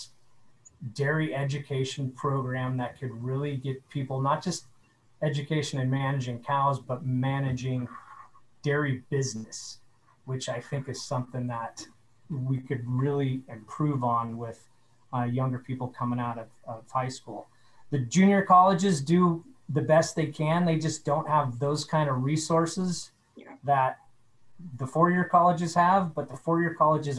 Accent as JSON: {"language": "English", "town": "Petaluma", "region": "California", "country": "United States", "tie": "born or raised there", "said": "my hometown in Petaluma"}